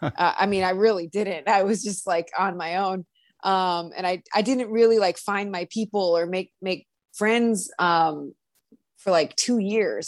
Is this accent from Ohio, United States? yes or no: yes; Cleveland, Ohio, United States; I'm from Cleveland